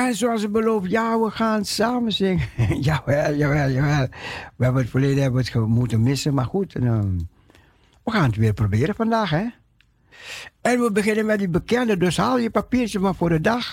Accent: Netherlands; ons als Nederlanders

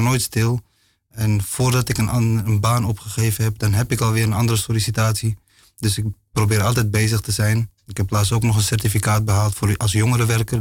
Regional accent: Amsterdam, North Holland, Netherlands; also born or lived in Morocco; ik ben wel in Amsterdam geboren

